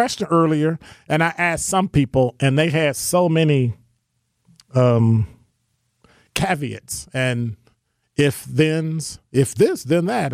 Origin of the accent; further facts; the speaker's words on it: United States; I'm a black American, African American